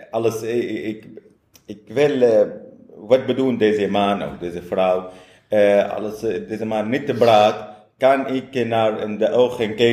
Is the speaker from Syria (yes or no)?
yes; Syria; Dutch is a second language; moved away as an adult; now in Netherlands; ik woon oud in Syrië. Eh, ik kwam in Nederland, eh, vijf jaar geleden.